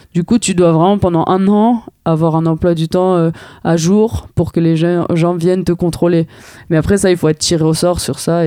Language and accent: French; Paris, Île-de-France, France; en tant que parisienne